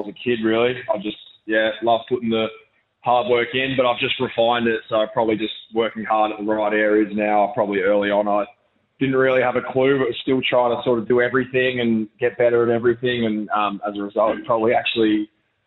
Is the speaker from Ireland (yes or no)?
no; Brisbane, Queensland, Australia; moved away as an adult; now in Adelaide, Australia; move out of my hometown as well in Brisbane. I was, raised in Brisbane